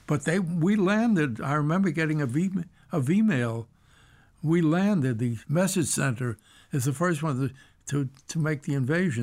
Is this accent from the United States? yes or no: yes; New York City, New York, United States; I was born and raised in the Bronx, New York